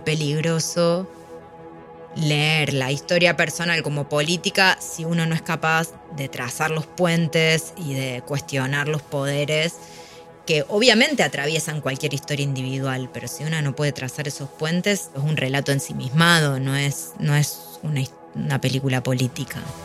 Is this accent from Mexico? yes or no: no; Argentina; nos caracteriza a los argentinos